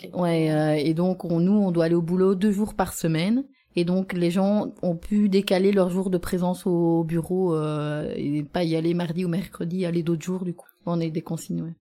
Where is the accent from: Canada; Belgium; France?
Belgium; Gembloux, Wallonia; moved away as an adult; also born or lived in Louvain-la-Neuve; now in Auderghem, Belgium; j'habite à Odergem mais je viens de Jean Blou